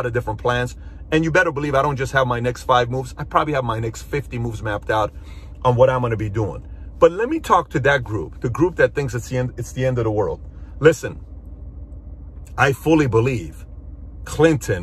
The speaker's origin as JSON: {"language": "English", "country": "Iran", "moved": "yes", "lives_now": "United States", "said": "I'm from Iran."}